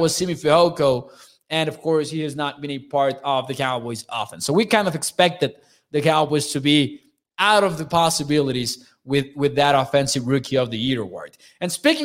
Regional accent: Chihuahua, Mexico; I'm from Chihuahua, Mexico

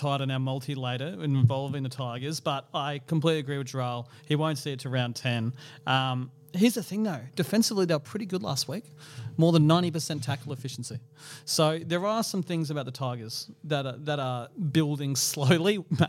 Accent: Queensland, Australia; also born or lived in New Zealand; I'm a Kiwi, but came here when I was five.

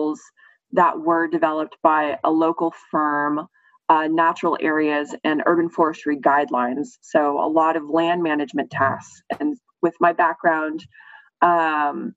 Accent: Austin, Texas, United States; I am an Austin native. I was raised here out in the Hill Country

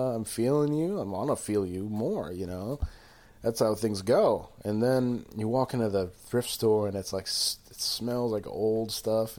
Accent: Glens Falls, New York, United States; accent: Glens Falls; moved away; my Glens Falls accent

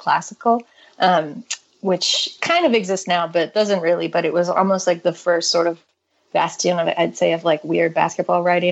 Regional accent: Canada; growing up in Canada

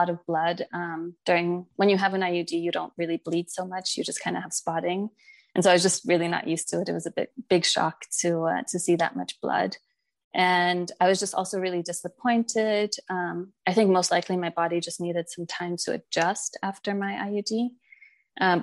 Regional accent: United States; also born or lived in England; now in Germany; I'm originally from the States

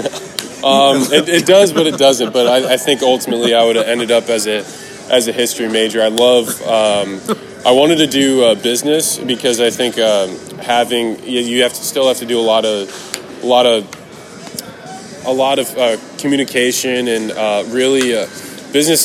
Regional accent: Tampa, Florida, United States; I was really lucky to grow up uh, and watch those, uh, those uh, kind of iconic, I mean, iconic football players in Tampa

